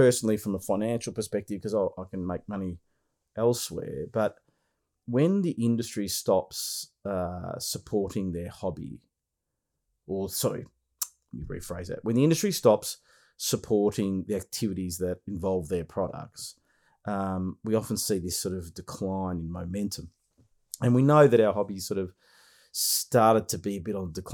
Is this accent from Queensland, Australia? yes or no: no; Melbourne, Victoria, Australia; Melbourne, Australia, so my hometown.